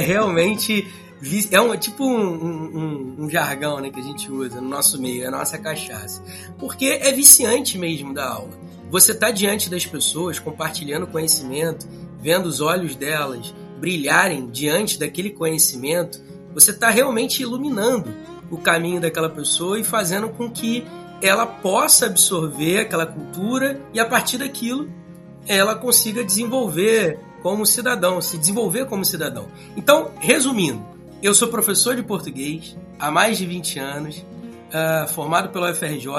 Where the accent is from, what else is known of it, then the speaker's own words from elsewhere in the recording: Rio de Janeiro, Brazil; sou carioca